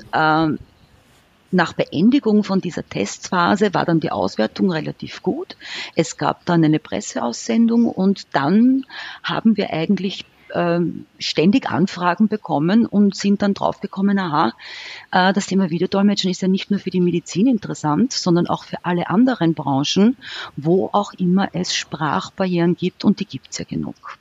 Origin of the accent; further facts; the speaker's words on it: Austria; bei uns in Österreich